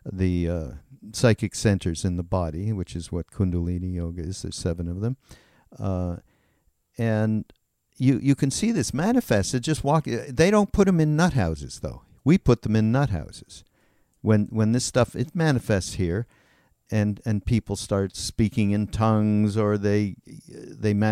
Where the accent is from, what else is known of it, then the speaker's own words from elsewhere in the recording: United States; I grew up in Mississippi, I think in Missouri or Mississippi in the South, and that was in, endemic to my family